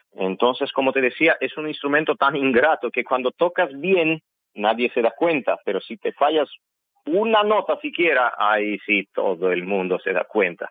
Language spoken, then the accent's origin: Spanish; Yerevan, Armenia; Spanish is a second language; moved away as an adult; also born or lived in Guayaquil, Ecuador; now in Quito, Ecuador; Yo soy de Yerevan, nací en Yerevan